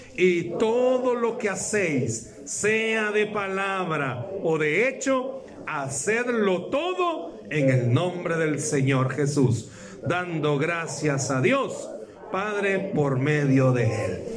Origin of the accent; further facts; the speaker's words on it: El Salvador; Vengo del Salvador